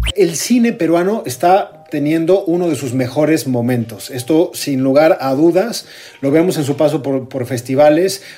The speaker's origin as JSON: {"language": "Spanish", "country": "Mexico", "said": "somos mexicanos"}